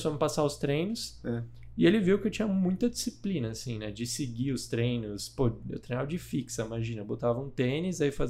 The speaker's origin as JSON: {"language": "Portuguese", "region": "São Paulo", "country": "Brazil", "tie": "born or raised there", "also_born_or_lived": "Porto Alegre", "said": "toda essa história é em Porto Alegre. Não, eu vim para São Paulo muito cedo. Tá. Eu fui criado aqui em São Paulo"}